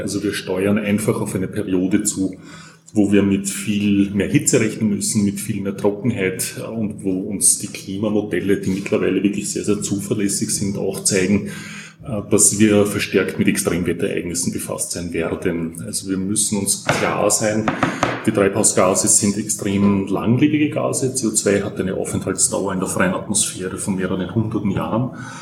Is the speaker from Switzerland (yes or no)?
no; Austria; bei uns in Österreich